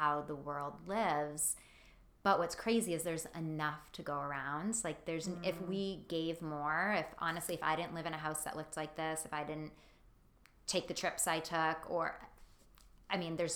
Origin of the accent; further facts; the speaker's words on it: Massachusetts, United States; I'm from Massachusetts, so I'm very proud to be a Northeast girl